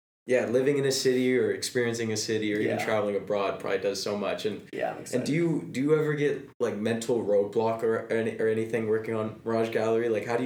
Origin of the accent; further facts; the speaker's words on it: San Jose, California, United States; I'm actually from South San Jose.